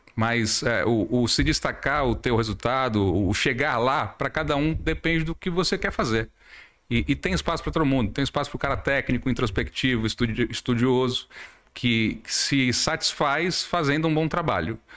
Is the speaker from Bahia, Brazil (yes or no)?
yes; Salvador, Bahia, Brazil; moved away as an adult; also born or lived in São Paulo; now in Manaus, Brazil; nasci em São Paulo, cresci em Salvador, estou em Manaus desde 2010